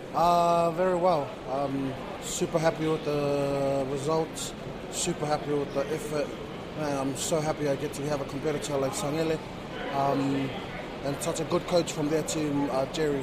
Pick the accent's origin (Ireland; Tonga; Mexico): Tonga; now in New Zealand; I'm originally from Tonga